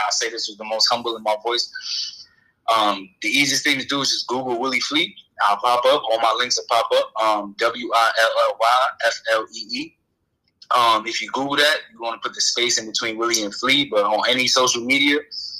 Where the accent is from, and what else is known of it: New York, United States; born or raised there; moved away; also born or lived in Fort Lauderdale, Florida / Tampa, Florida